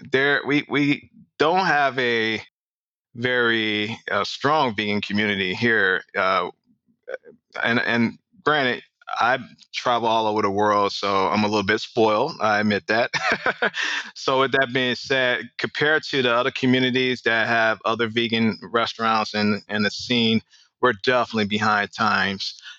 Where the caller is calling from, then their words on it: Atlanta, Georgia, United States; ATL. You ever been?